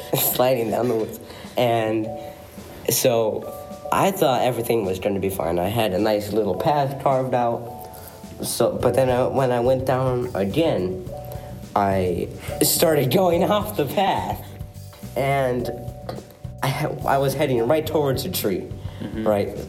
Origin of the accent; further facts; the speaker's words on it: Wisconsin, United States; Because we're from Wisconsin.